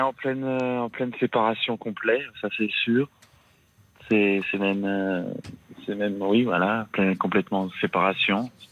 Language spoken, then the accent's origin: French; France; j'étais, j'étais, euh, j'étais en France